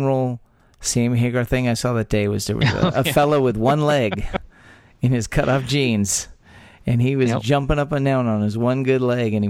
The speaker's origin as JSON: {"language": "English", "region": "Texas", "country": "United States", "tie": "born or raised there"}